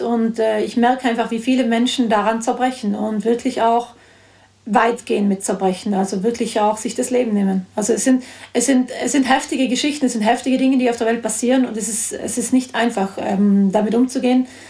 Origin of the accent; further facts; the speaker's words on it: South Tyrol, Trentino-Alto Adige, Italy; ich bin ja selbst in Südtirol aufgewachsen